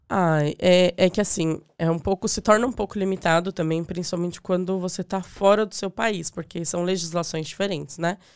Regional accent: Diadema / São Paulo, Brazil; moved away as an adult; also born or lived in Cidade Tiradentes / Suzano / Ipiranga; now in Ireland; eu nasci em Diadema

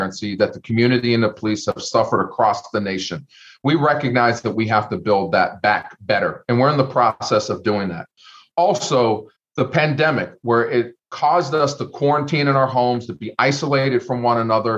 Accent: Youngstown, Ohio, United States; moved away as an adult; also born or lived in Los Angeles; now in Columbus, United States; I'm from Youngstown, Ohio, born and raised on the south side of Youngstown

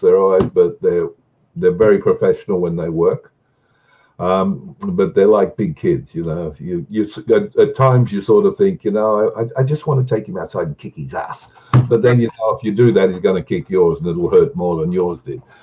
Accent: Australia; I'm an Australian.

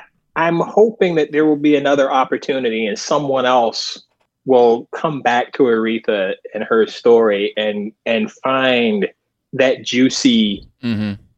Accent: the South, United States; as a kid growing up in the South who was aware of, you know, gospel music and performers

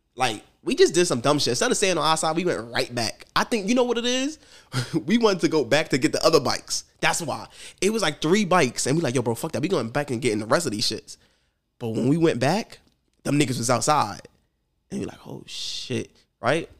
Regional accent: New York City, New York, United States; I'm from New York

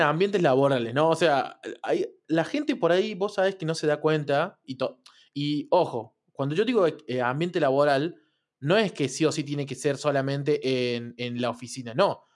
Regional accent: Argentina; acá en Argentina que comemos mucha carne

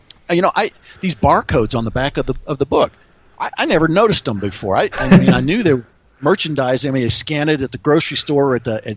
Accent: the South, United States; I grew up in the South

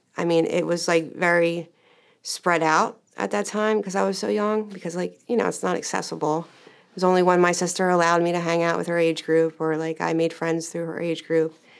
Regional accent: Medford, United States; I grew up in Medford

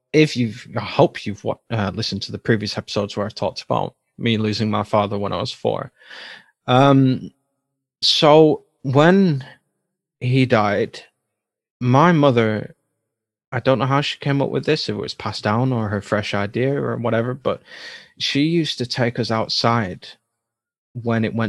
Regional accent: United Kingdom; I'm British

